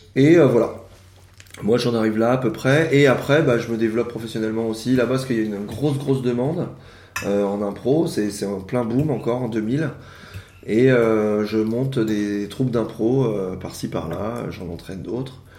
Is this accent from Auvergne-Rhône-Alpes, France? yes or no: no; Yvelines, Île-de-France, France; Je viens des Yvelines